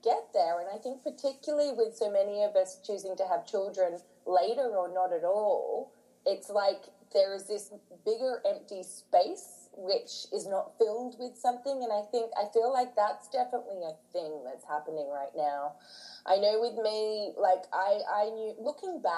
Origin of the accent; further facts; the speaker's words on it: near Manly, New South Wales, Australia; now in London, United Kingdom; I grew up in Australia in this little, like, not a little coastal town, it's near Manly